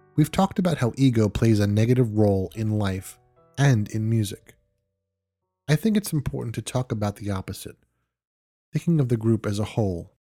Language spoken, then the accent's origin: English; New York, United States; moved away; I am originally from New York and still have friends living there